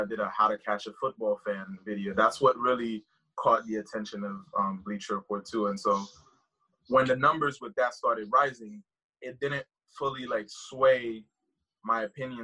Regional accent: Haiti; now in United States; I live in the U.S., obviously, but I'm originally from Haiti.

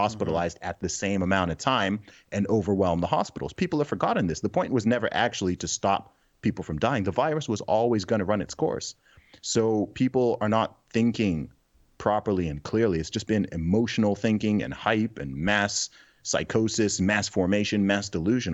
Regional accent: Saudi Arabia; moved away; also born or lived in Nigeria; My family background is originally from, originally from Nigeria, but I grew up in the Middle East. I grew up in Saudi Arabia

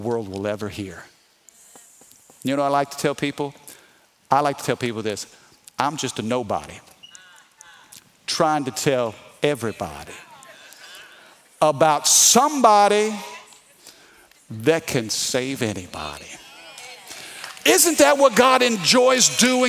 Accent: Missouri, United States; now in Baton Rouge, United States; I'm from the Midwest, okay? I'm from Missouri, meat and potatoes

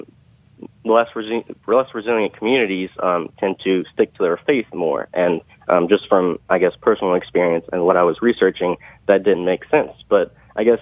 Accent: Youngsville, Louisiana, United States; also born or lived in Thibodaux, Louisiana / Raceland, Louisiana; I grew up in Youngsville, Louisiana, but I'm originally from Raceland

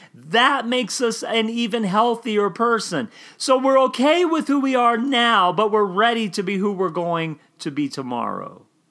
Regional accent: Oklahoma, United States; I grew up in Oklahoma

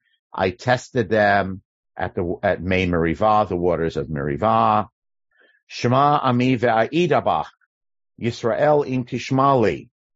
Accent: New York, United States; now in California, United States; I grew up in New York

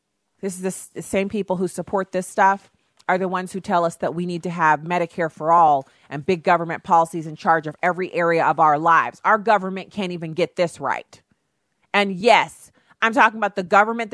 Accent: United States

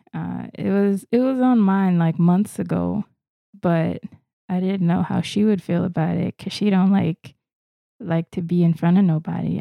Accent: Florida, United States; I'm actually from Florida. I didn't fly here or move here from another state or another country.

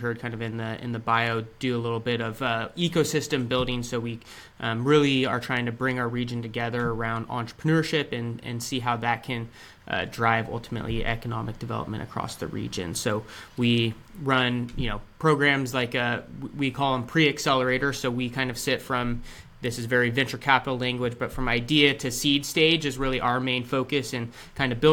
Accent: Sacramento, California, United States; I was born and raised in the Sacramento region

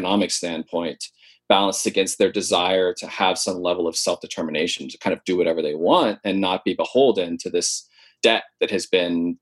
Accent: Honokaa, Hawaii, United States; I grew up in Honoka'a

